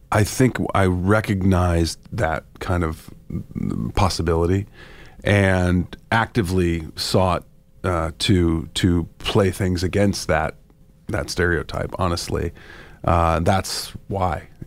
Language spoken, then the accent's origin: English; St. Louis, Missouri, United States; moved away; I'm from St. Louis.